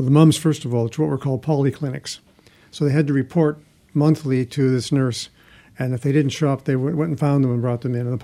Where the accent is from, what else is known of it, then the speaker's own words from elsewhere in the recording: Canada; I'm from Canada